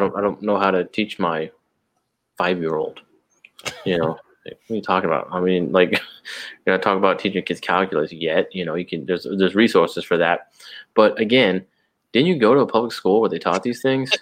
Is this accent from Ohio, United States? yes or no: no; San Antonio, Texas, United States; I'm a citizen of the kingdom of God first. Then I'm an American. Then I'm a Texan. Then I'm a San Antonio